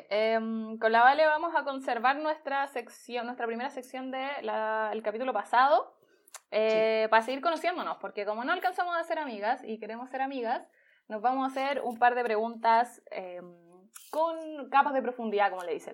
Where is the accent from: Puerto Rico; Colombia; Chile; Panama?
Chile; Santiago, Santiago Metropolitan Region; Soy de Santiago de toda la vida. Toda la vida. Nací, nací